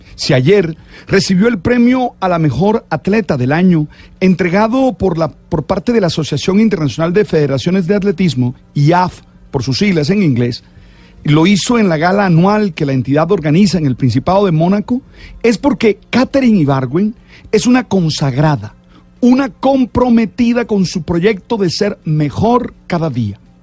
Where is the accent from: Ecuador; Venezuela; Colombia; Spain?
Colombia